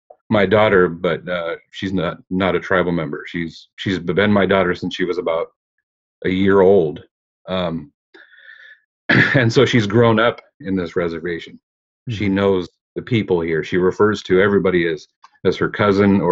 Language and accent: English; Chehalis, Washington, United States; I'm Chehalis. That's the tribe that I've been a part of my entire life